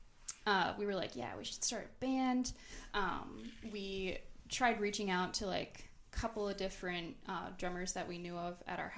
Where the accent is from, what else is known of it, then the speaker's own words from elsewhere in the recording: Green Bay, Wisconsin, United States; now in Milwaukee, United States; Courtney and I are from Green Bay